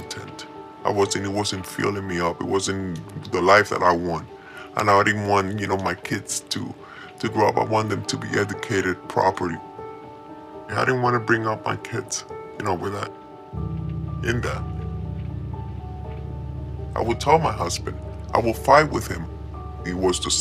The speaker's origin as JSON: {"language": "English", "region": "New York", "country": "United States", "tie": "born or raised there", "also_born_or_lived": "Colombia", "moved": "as an adult", "said": "I was raised in New York."}